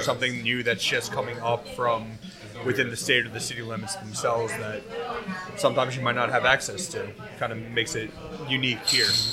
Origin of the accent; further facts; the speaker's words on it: Long Island, New York, United States; I'm from Long Island